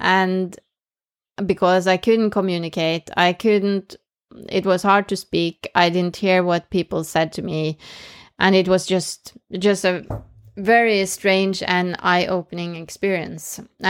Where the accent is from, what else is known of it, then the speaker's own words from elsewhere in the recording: Norway; first language Norwegian; English is a second language; But speaking in English, which is not my mother tongue, that was like terrifying. So I started in Norwegian